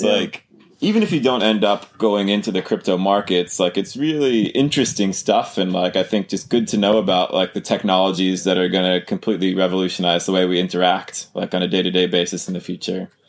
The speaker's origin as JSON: {"language": "English", "country": "United States", "said": "I'm from the U.S."}